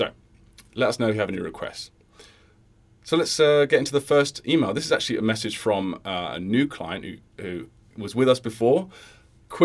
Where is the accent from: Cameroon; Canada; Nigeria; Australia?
Australia; Sydney, New South Wales; I'm from Sydney, Australia, and I started learning Mandarin by osmosis about 4 years ago when I started dating my to-become-in-the-future wife.